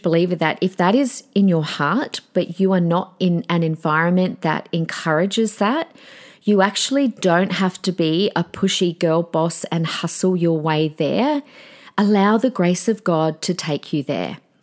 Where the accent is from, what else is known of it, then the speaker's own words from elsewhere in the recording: Adelaide, South Australia, Australia; the church that I grew up on in Adelaide in my teenage and young adult years